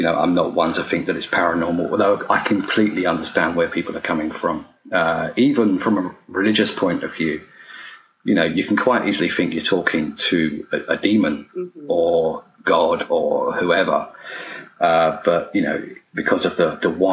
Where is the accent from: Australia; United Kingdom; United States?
United Kingdom; being British